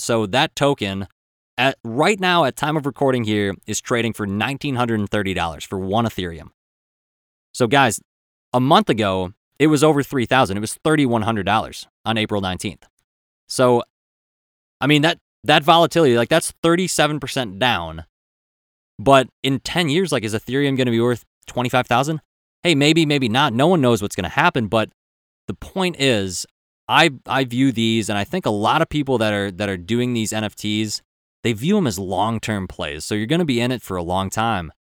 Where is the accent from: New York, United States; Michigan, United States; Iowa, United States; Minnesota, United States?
Minnesota, United States